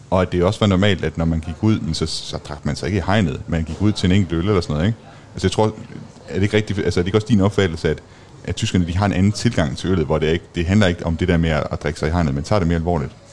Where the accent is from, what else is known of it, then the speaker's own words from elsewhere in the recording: Denmark; fordi vi er danskere.